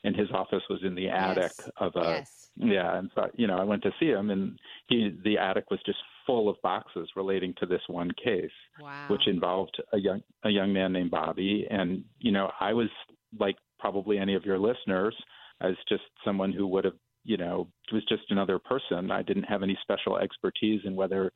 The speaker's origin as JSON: {"language": "English", "town": "New Haven", "region": "Connecticut", "country": "United States", "tie": "born or raised there", "also_born_or_lived": "New York", "said": "I grew up in New Haven"}